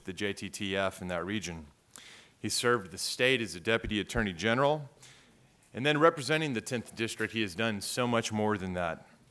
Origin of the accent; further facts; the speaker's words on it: San Antonio, Texas, United States; where I grew up in San Antonio. Law school at Saint Mary is also in my hometown.